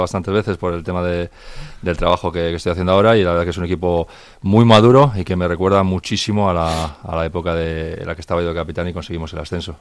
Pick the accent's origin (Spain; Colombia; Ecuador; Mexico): Spain; Santander, Cantabria; moved away; el equipo de mi tierra